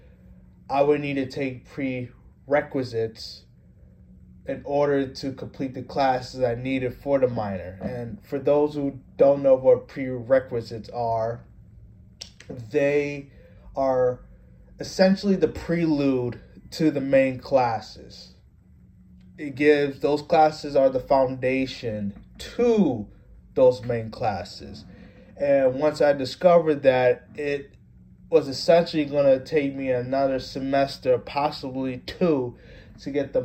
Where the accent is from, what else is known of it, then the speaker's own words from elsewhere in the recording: Norwalk, Connecticut, United States; also born or lived in Stamford, Connecticut / Fairfield, Connecticut; I've grown up in Connecticut all my life. Stamford for 2 years, Norwalk for 17 years. That's where I consider my hometown